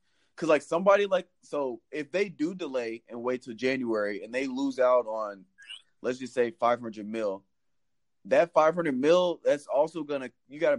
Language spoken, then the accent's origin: English; Nashville, Tennessee, United States; moved away; also born or lived in Missouri; I grew up in Nashville